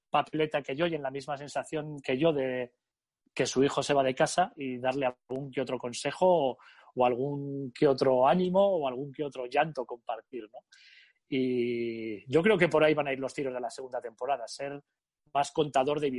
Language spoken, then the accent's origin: Spanish; Vitoria-Gasteiz, Basque Country, Spain; Yo soy de Vitoria y siempre ha habido allí mucha afición al baloncesto en Vasconia.